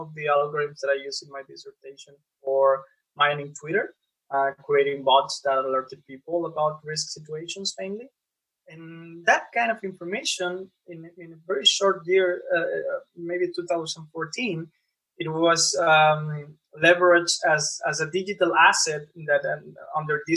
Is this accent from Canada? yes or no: no; Monterrey, Nuevo León, Mexico; I was born and raised in Monterrey, Mexico